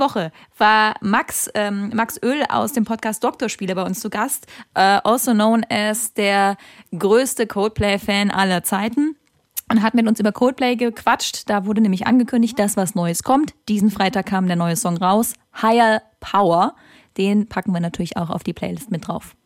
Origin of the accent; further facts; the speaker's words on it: Kaiserslautern, Rhineland-Palatinate, Germany; moved away; ich komme ja aus Kaiserslautern ursprünglich